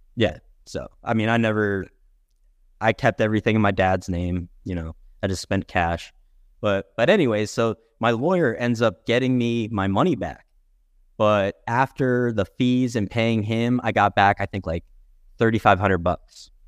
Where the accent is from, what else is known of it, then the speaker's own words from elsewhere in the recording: Albany, New York, United States; moved away as an adult; also born or lived in Fort Collins, Colorado; now in Colorado, United States; I was born and raised in Albany, just outside of Albany, New York